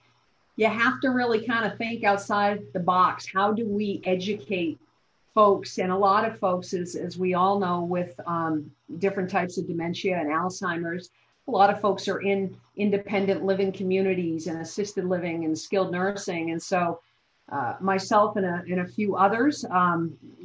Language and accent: English; Massachusetts, United States; also born or lived in New Hampshire; I grew up in Massachusetts